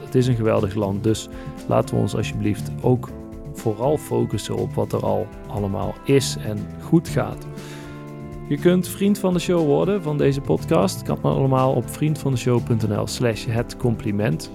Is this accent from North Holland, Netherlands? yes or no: no; North Brabant, Netherlands; accent: soft G; now in Eindhoven, Netherlands; ik woon in, in Brabant. Ah ja. Inderdaad, in Eindhoven